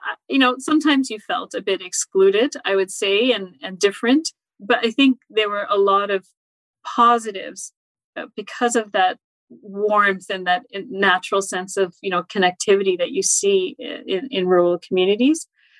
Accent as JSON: {"language": "English", "town": "Thunder Bay", "region": "Ontario", "country": "Canada", "tie": "born or raised there", "also_born_or_lived": "Montreal, Canada", "moved": "as an adult", "lives_now": "Winnipeg, Canada", "said": "So I was actually raised in rural Northern Ontario. So it was a really interesting and unique, I think, upbringing for an immigrant kid. And yeah, in the end, I did my high school in Thunder Bay, Ontario."}